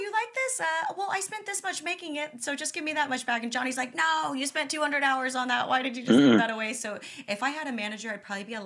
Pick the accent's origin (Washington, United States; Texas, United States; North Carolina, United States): Texas, United States; I'm from Texas